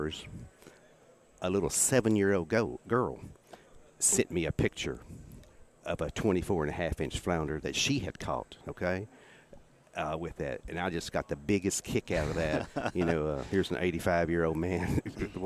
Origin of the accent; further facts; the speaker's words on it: East Texas, United States; I grew up in East Texas